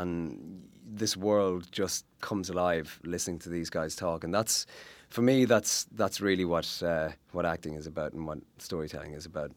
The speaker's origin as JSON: {"language": "English", "country": "Ireland", "tie": "born or raised there", "said": "as an Irish uh, actor and sort of growing up in Ireland"}